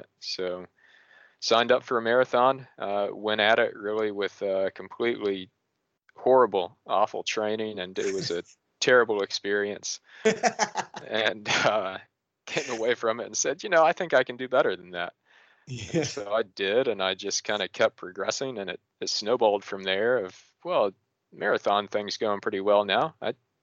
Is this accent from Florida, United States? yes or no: no; Tennessee, United States; near my home where I grew up in Tennessee